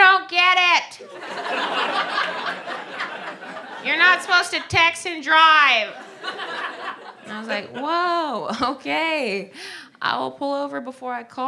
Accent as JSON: {"language": "English", "region": "Ohio", "country": "United States", "moved": "yes", "said": "Whenever I'm home in Ohio, I'm from Ohio"}